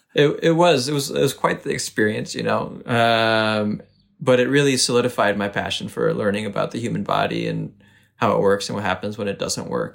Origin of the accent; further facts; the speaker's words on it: Naugatuck, Connecticut, United States; also born or lived in Boston, Massachusetts; I came to the States when I was eight months old. to a small town called Naugatuck, Connecticut